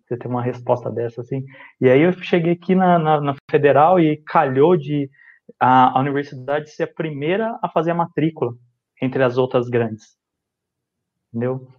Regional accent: Casa Branca, São Paulo, Brazil; moved away as an adult; now in Santo André, Brazil

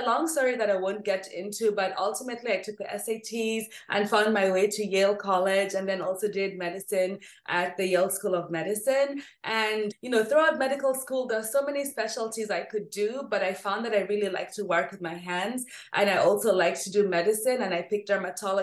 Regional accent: Nairobi, Kenya; I grew up in Nairobi, Kenya.

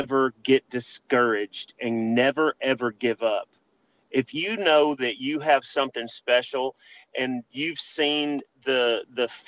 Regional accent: Memphis, Tennessee, United States; Growing up in Memphis, wrestling

